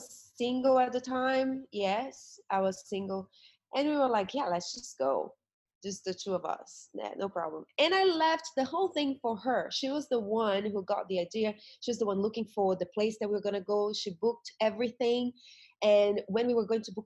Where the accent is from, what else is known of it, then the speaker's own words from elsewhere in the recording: Brazil; moved away as an adult; I come from, I'm from Brazil originally, and I came out of Brazil to work as a model and dancer